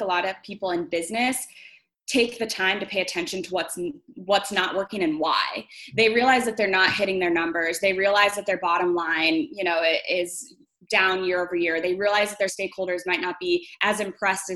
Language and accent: English; Tucson, Arizona, United States; moved away as an adult; now in Chicago, United States; I'm actually from Tucson, Arizona, born and raised Tucsonan